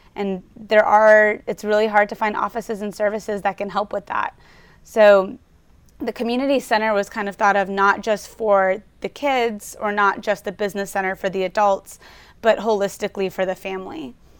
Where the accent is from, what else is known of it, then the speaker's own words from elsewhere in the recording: Baton Rouge, Louisiana, United States; now in Houston, United States; I was born and raised in Baton Rouge, Louisiana